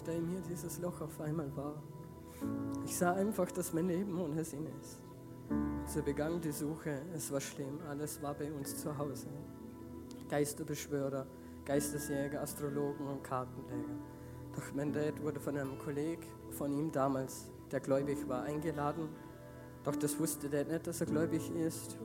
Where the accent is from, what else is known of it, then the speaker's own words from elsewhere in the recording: Feldkirch, Vorarlberg, Austria; ich komme aus Feldkirch, aus Giesingen